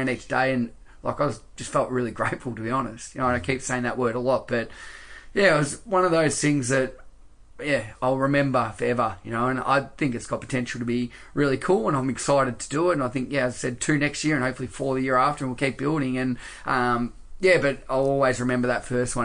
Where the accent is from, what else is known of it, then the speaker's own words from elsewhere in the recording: Australia; accent: quite Australian; me with my quite Australian accent